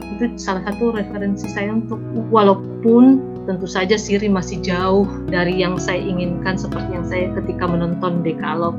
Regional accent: Majene, West Sulawesi, Indonesia; moved away; also born or lived in Makassar; saya lahir dan besar di Majene

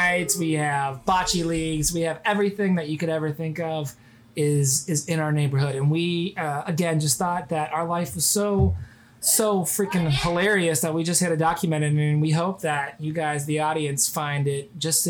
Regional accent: Cincinnati, Ohio, United States; And I grew up in the Midwest my whole life. I've been a Cincinnatian since, you know, I was little. So I'm used to this environment. I grew up in the suburbs as well.

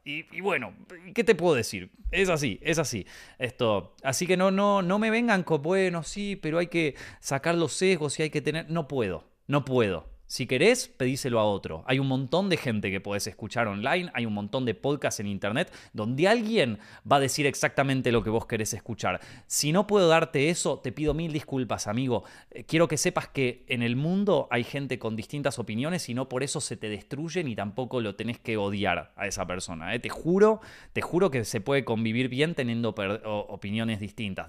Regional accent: Argentina; como argentino

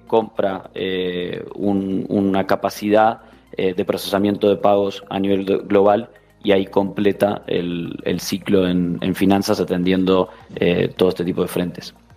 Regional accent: Uruguay; moved away as an adult; also born or lived in São Paulo, Brazil; now in Spain; vengo de, nacido en Uruguay, pero de padres gallegos.

